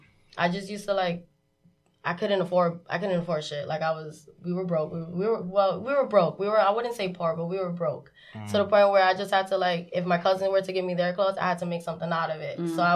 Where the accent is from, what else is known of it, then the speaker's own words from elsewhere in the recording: New York City, New York, United States; I grew up in Marcy Projects.